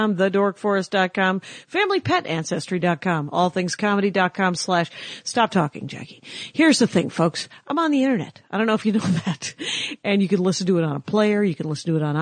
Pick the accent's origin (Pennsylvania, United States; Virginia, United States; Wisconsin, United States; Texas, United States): Wisconsin, United States; outside of Milwaukee; moved away; I'm from outside of Milwaukee.